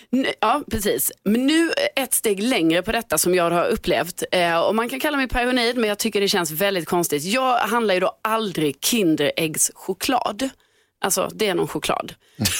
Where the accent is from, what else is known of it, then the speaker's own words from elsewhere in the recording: Lund, Skåne, Sweden; accent: Scanian; now in Stockholm, Sweden; jag skrev att jag är från Lund då, för då tänkte jag så här, ja ah, men då skriver jag det. Eh, för att jag har min skånska dialekt